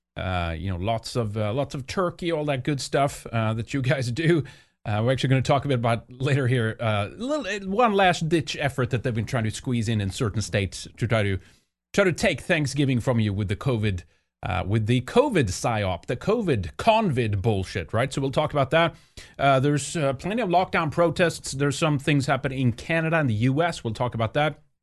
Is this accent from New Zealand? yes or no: no; Sweden; moved away; growing up in Sweden